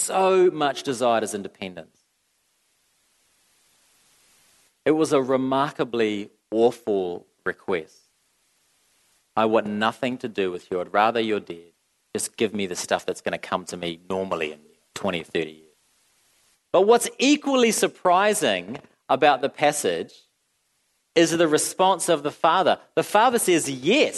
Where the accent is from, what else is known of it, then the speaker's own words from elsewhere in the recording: New Zealand; I'm from New Zealand